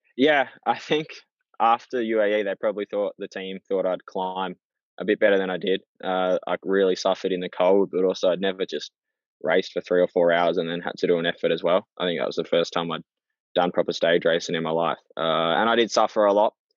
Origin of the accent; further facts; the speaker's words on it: Australia; being an Aussie